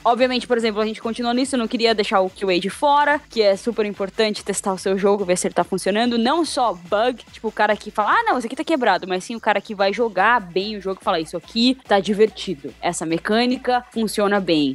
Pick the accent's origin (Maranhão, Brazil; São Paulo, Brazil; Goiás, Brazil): São Paulo, Brazil; now in Europe; Eu sou de São Paulo